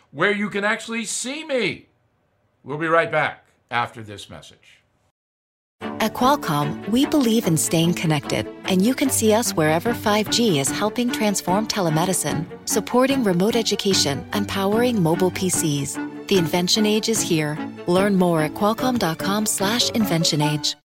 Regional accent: United States; There's not much going on here on Long Island, but, you know, I'm American.

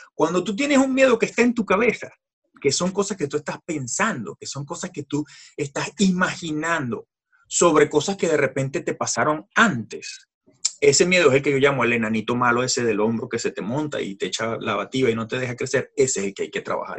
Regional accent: Venezuela; moved away as an adult; soy de nacimiento venezolano, eh, vengo de una familia francesa

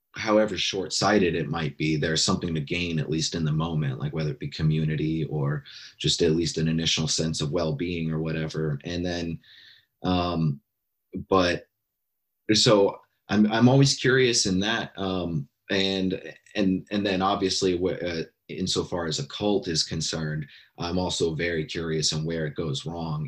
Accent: Alaska, United States; now in Bay Area, United States; I grew up in Alaska. I'm here in California now in the Bay Area

